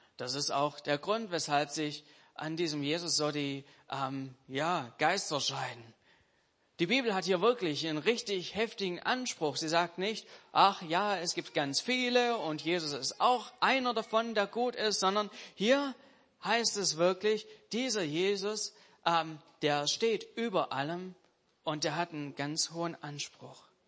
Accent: Germany; als Deutsche

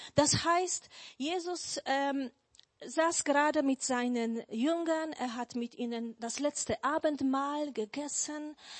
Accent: Poland; German is a second language; now in Germany; Also ich bin eigentlich ursprünglich oder geboren bin ich in Polen, aber seit 20 Jahren lebe ich schon hier in Deutschland

